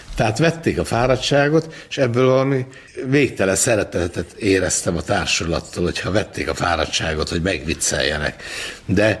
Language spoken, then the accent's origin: Hungarian; Budapest, Hungary; ahol felnőttem az Andrássy úton